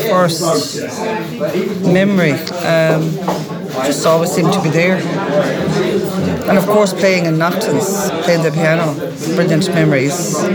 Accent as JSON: {"language": "English", "area": "Mayo", "region": "Connacht", "country": "Ireland", "said": "I'm from Mayo myself"}